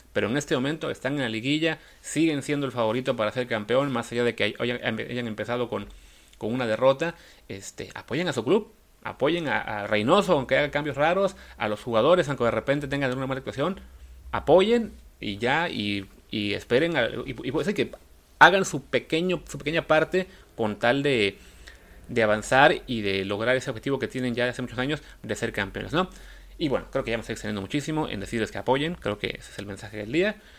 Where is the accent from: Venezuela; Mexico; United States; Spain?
Mexico; para nosotros como mexicanos